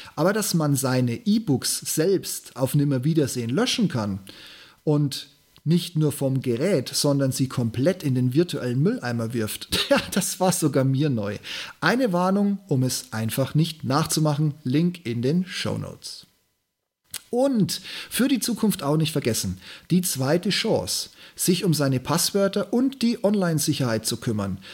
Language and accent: German; Regensburg, Bavaria, Germany; born or raised there